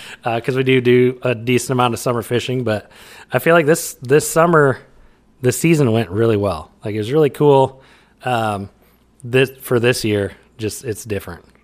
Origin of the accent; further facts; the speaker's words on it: Iowa, United States; We're two guys from Iowa